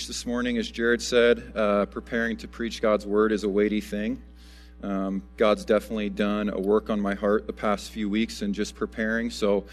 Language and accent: English; United States; As Americans